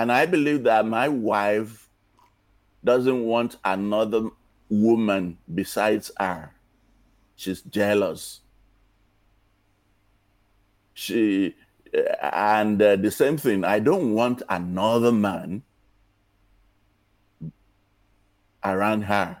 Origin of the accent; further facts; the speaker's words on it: Nigeria; now in United States; when I was growing up in Nigeria